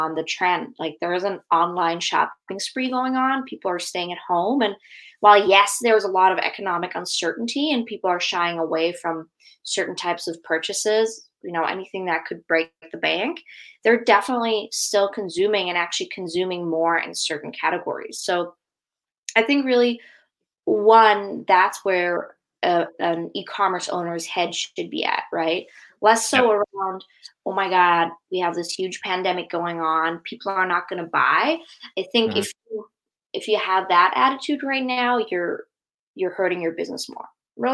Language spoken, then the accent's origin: English; Germany; moved away as an adult; now in United States; I'm actually born and raised in Germany